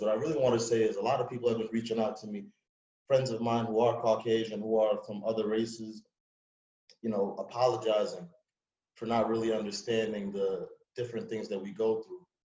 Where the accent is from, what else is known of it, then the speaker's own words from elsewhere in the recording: New York City, New York, United States; moved away; also born or lived in Long Island, New York; I'm from Springfield Gardens, New York, Queens, um, you know, and I moved out to Long Island